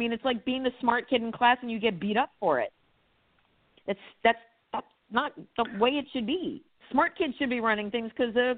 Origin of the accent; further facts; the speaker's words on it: New Jersey, United States; I grew up in Jersey in the 70s and 80s